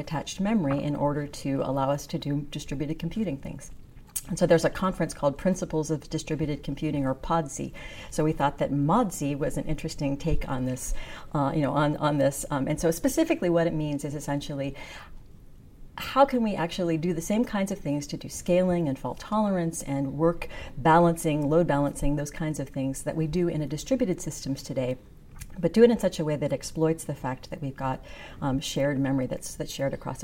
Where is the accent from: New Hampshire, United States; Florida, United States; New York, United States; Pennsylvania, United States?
Pennsylvania, United States; Western; moved away as an adult; so I grew up in Western Pennsylvania